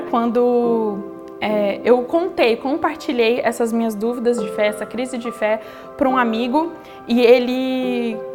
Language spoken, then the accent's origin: Portuguese; Roraima, Brazil; Eu cresci em Roraima, onde meus pais foram missionários entre povos indígenas.